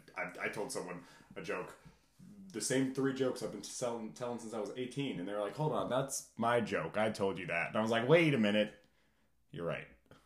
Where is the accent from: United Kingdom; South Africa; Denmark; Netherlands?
United Kingdom; England; born there; No, I was born in England, but my mom's Irish, so I'm 50% Irish.